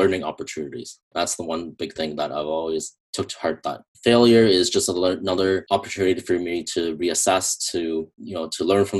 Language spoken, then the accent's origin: English; Canada; I'm from Canada